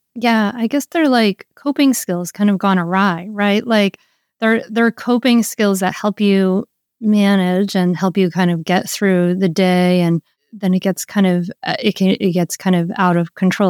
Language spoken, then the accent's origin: English; Rhode Island, United States; I grew up in Rhode Island